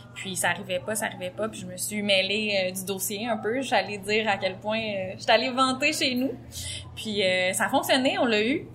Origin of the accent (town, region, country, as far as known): Gaspésie, Quebec, Canada